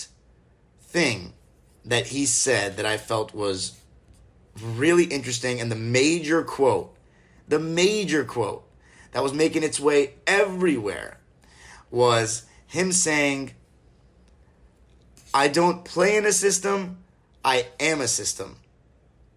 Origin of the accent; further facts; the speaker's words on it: Los Angeles, California, United States; born and raised